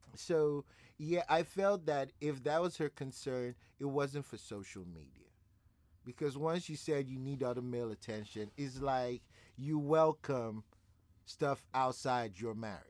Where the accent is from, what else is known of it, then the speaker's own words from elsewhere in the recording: Nigeria; I'm a Nigerian